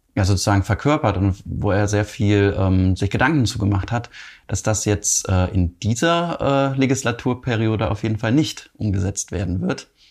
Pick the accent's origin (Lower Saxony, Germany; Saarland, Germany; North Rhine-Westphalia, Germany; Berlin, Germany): North Rhine-Westphalia, Germany; Cologne; wir kommen ja beide hier aus Köln